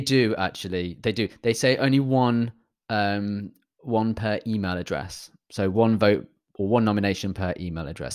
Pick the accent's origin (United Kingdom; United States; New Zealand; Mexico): United Kingdom; I'm British